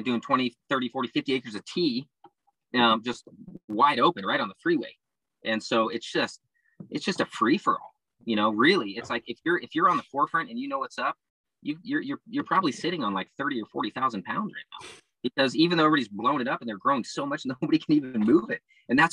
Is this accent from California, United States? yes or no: yes; Santa Barbara, California, United States; now in Oregon, United States; where I'm from in SoCal, you know, Santa Barbara